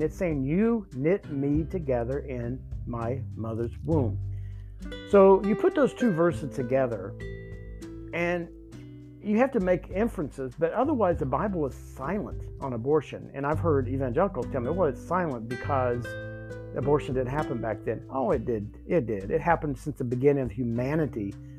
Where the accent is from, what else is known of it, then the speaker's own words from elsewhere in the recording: the South, United States; I grew up in the South